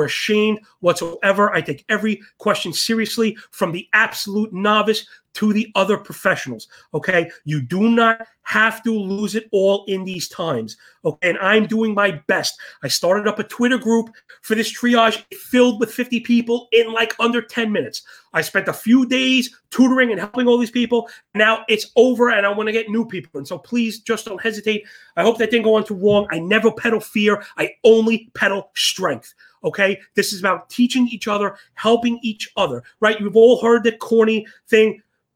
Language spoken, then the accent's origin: English; New York City, New York, United States; I was born and raised in Sheepshead Bay, Brooklyn, near all the boats